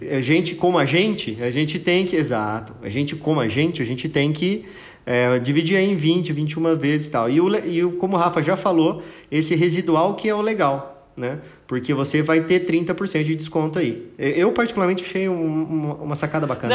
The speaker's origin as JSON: {"language": "Portuguese", "country": "Brazil"}